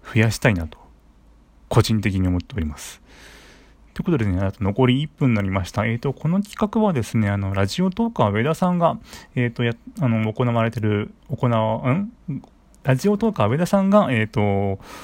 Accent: Saitama, Japan; 出身地は埼玉県です。

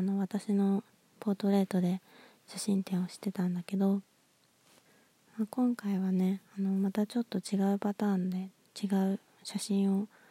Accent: Nagoya, Aichi, Japan; moved away; 私の実 家は名古屋市内なんですけど

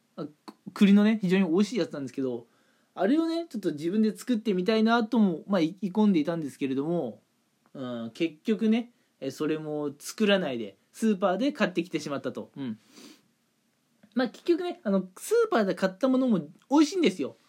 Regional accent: Toyama, Japan; now in Kanagawa, Japan; 普段いる神奈川からね、えー、地元の富山の方まで、うん。まあ、帰省するんですけれども

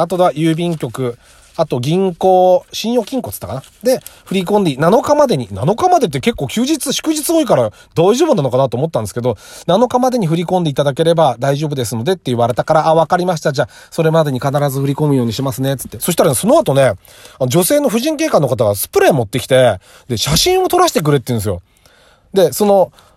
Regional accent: Saitama, Japan; 地元が埼玉で都内だった

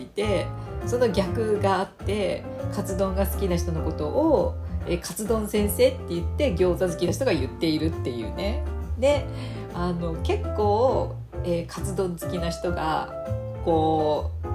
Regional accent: Fukuoka, Japan; 私福岡出身なので

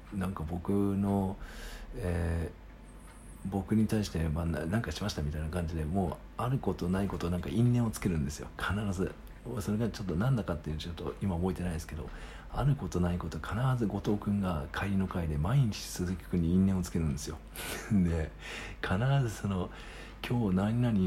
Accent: Sagamihara, Kanagawa, Japan; 僕の地元は「はい元気です」って言ってたんですよまあ僕相模原っていうとこなんですけど

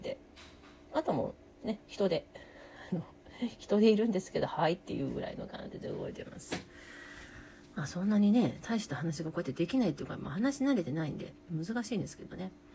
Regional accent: Kansai, Japan; accent: Kansai dialect; 関西人なんで、関西弁で喋ります。

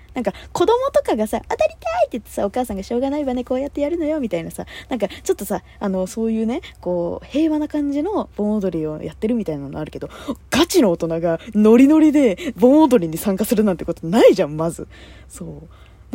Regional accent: Kanagawa, Japan; 私神奈川県民でさ

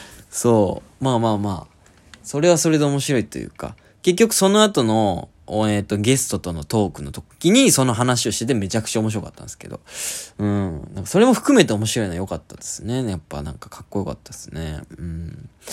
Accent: Oita, Japan; 僕実は大分県出身で

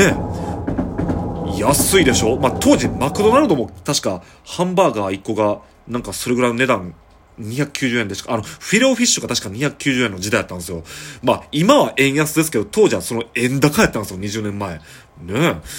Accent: Shiga, Japan; 僕の実家のある出身の 滋賀県

